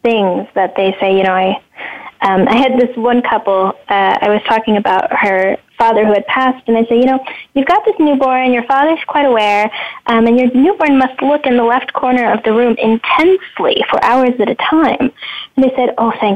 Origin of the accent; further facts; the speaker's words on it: Netherlands; moved away; also born or lived in Los Angeles; I grew up in the Netherlands